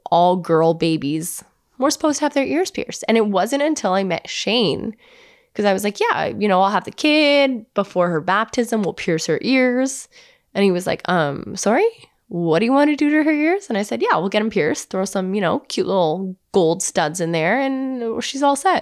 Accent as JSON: {"language": "English", "town": "Hamilton", "region": "Ontario", "country": "Canada", "tie": "born or raised there", "said": "I grew up in Hamilton, Ontario"}